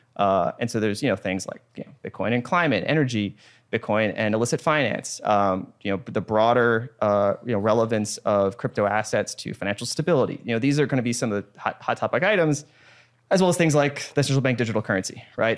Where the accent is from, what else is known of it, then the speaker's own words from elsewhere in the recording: United States; I'm an American.